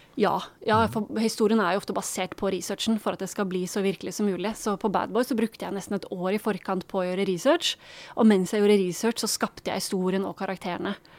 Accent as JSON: {"language": "Norwegian", "country": "Norway", "said": "som nordmann"}